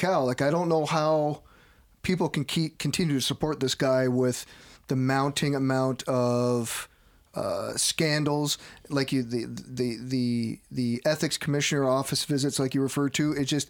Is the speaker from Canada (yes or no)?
yes; Canada; as a Canadian born and raised